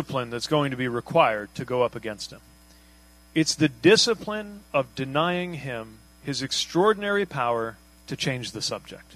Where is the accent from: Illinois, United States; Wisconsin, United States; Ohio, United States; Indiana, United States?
Indiana, United States; South Bend; I grew up in Indiana.